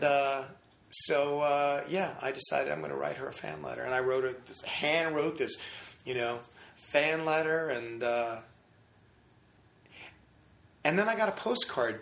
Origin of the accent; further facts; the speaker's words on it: Wallingford, Connecticut, United States; now in California, United States; I grew up in Wallingford, Connecticut.